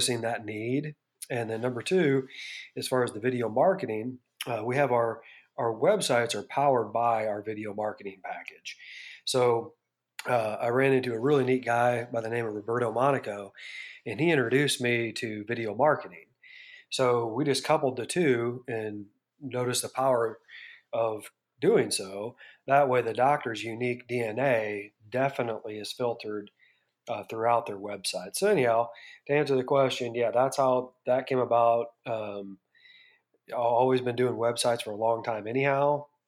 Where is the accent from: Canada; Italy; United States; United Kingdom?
United States; Bettendorf, Iowa; moved away as an adult; I grew up in Bettendorf, Iowa